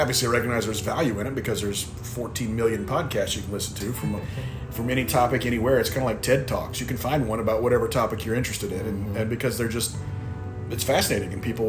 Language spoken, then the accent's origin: English; North Carolina, United States; also born or lived in Springfield, Missouri; we were moving from Springfield back to right around Raleigh, North Carolina, where both my parents are from in that area, just east of Raleigh. So I've got some southern roots, but I was actually born in Missouri.